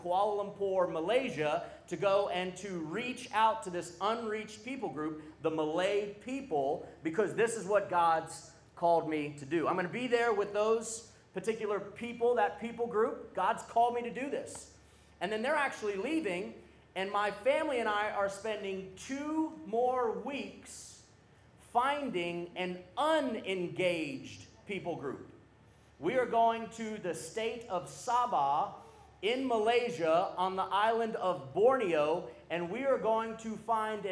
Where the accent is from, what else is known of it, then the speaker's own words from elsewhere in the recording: New Orleans, Louisiana, United States; I grew up on that seminary campus. I was born in the city of New Orleans